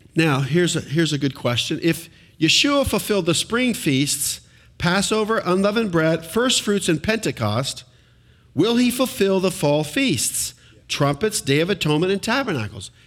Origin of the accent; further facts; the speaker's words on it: United States; being an American citizen